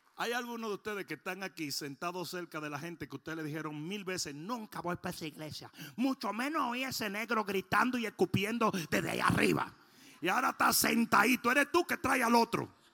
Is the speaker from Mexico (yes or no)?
no; Dominican Republic; moved away